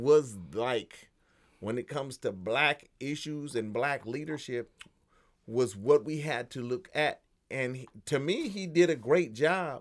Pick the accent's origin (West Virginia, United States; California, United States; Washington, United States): California, United States; Los Angeles; me growing up in Los Angeles